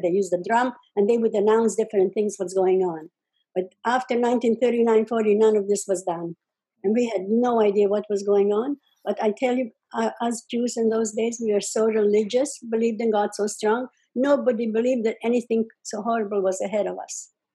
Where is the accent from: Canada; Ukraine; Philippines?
Ukraine; Czechoslovakia, village near Uzhhorod, Zakarpattia Oblast; moved away; I was born in Czechoslovakia, which is Russia, by the way, right now, or the Ukraine, actually